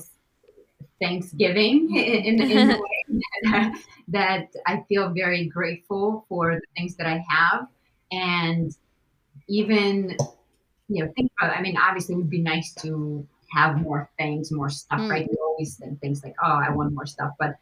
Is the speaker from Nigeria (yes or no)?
no; Russia; moved away; growing up in Russia even because we grew up with very little